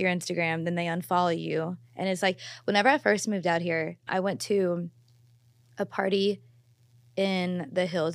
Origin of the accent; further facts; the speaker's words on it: Louisville, Kentucky, United States; now in Los Angeles, United States; I'm from Louisville